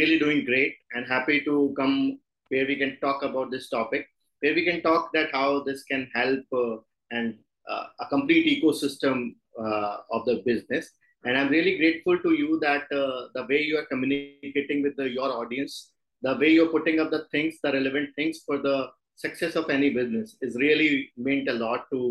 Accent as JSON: {"language": "English", "town": "Jaipur", "region": "Rajasthan", "country": "India", "said": "traditionally, I am from Rajasthan, belongs to a typical Marwadi family"}